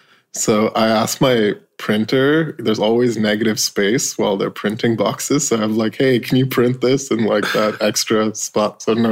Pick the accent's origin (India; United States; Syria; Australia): India; That's kind of growing up in India and that kind of European influence in India.